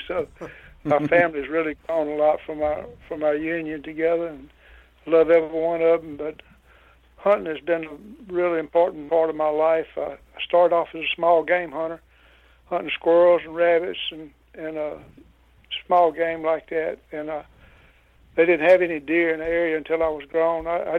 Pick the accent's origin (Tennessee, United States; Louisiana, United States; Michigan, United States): Louisiana, United States; I was born and raised in Louisiana, lived here all my life, with a few exceptions when I was on the road working as an electrician